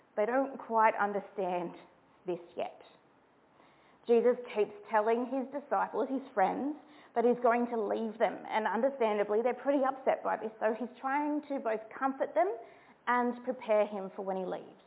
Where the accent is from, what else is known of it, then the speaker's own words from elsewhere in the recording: New South Wales, Australia; I'm from New South Wales